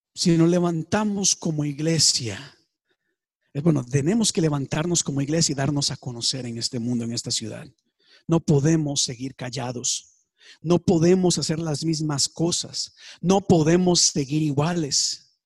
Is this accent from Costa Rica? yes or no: yes; Costa Rica; En mi país, Costa Rica, tenemos partidos políticos.